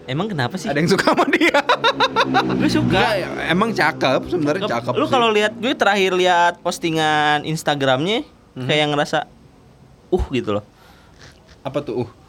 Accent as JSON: {"language": "Indonesian", "town": "Tasikmalaya", "region": "West Java", "country": "Indonesia", "said": "gue biarpun gue hmm. orang Sunda, tapi kan gue lelaki budaya barat."}